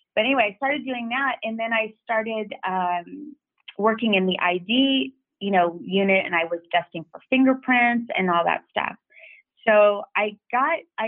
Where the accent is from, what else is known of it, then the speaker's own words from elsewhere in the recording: Los Angeles, California, United States; I'm from the San Fernando Valley